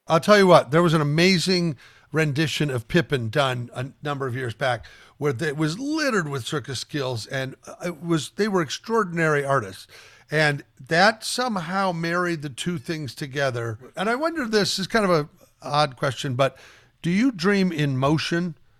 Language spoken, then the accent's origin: English; Omaha, Nebraska, United States; I grew up in Omaha, Nebraska